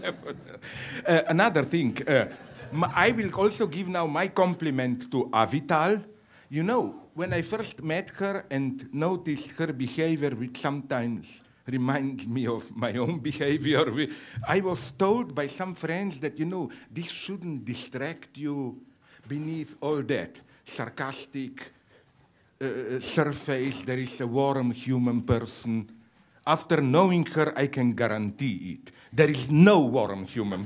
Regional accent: Slovenia; first language Slovene; English is a second language; small shitty nations like mine, Slovene

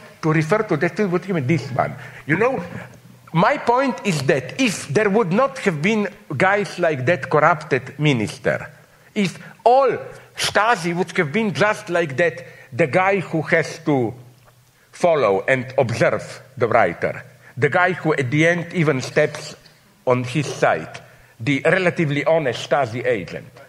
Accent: Slovenia; I'm from Slovenia

